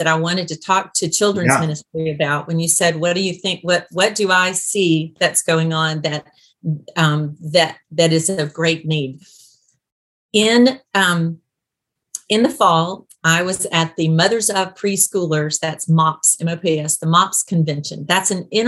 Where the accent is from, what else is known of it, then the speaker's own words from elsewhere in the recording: Birmingham, Alabama, United States; I'm from the South. I'm from the deep South.